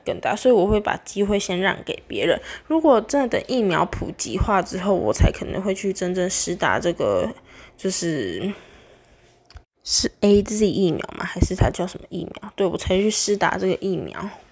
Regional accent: Taiwan; 我们台湾人也是一个很矛盾的东西

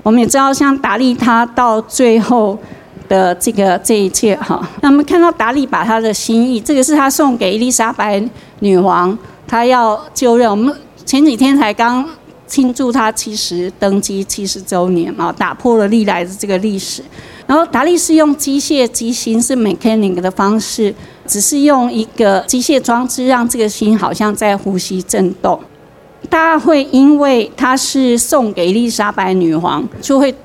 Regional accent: Taichung, Taiwan; 我台中人

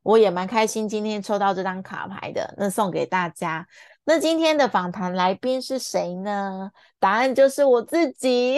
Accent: Taiwan; 懂中文的我们台湾人

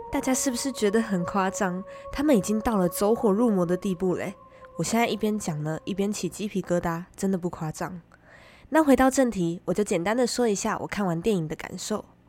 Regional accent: Taiwan; 身为台湾人

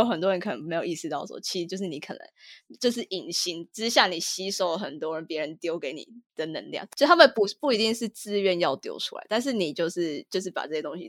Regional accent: Taiwan; now in United States; 就是我从台湾来到美国之后，我发现整个能量场状态就是完全不一样。

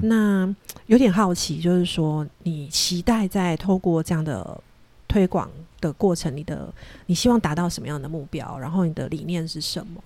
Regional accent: Taiwan; 我们台湾人

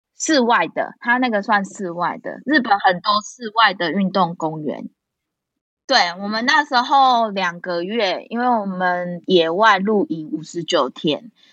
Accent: Changhua County, Taiwan; now in Taichung, Taiwan; 我是彰化人

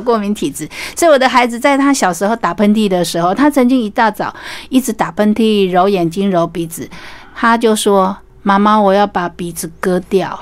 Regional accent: Taiwan

